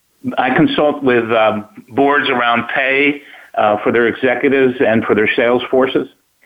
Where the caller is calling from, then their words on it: Scottsdale, Arizona, United States; Scottsdale, Arizona.